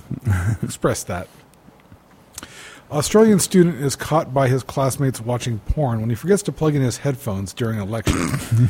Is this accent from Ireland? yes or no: no; United States; I'm American.